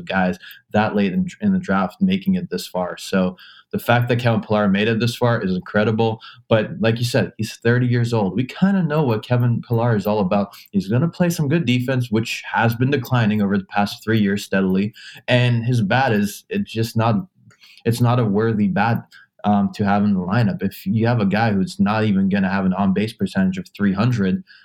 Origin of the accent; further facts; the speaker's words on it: Canada; as a Canadian